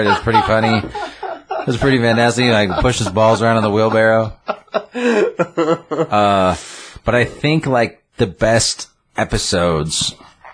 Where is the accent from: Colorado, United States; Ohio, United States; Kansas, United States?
Colorado, United States; Craig; I grew up in Craig